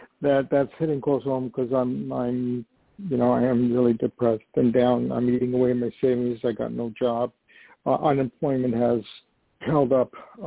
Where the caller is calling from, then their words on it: New York, United States; this is … calling from New York.